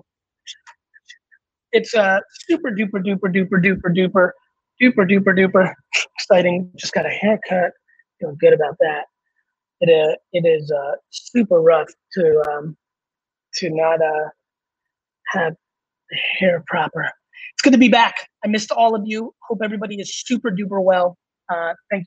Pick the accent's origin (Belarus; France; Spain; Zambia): Belarus; moved away; where I was born in Belarus